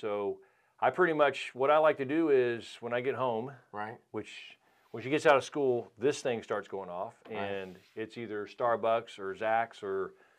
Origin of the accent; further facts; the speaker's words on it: Winston-Salem, North Carolina, United States; Well, I'm from Winston-Salem, okay. Right here.